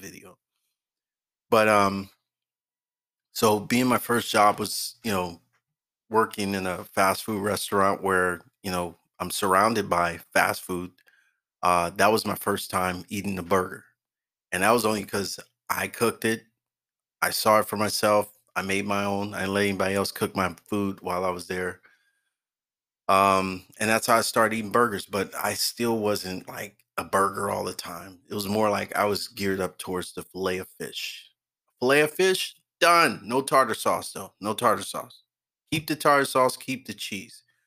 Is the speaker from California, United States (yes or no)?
yes; Oakland, California, United States; I grew up in Oakland, the Bay Area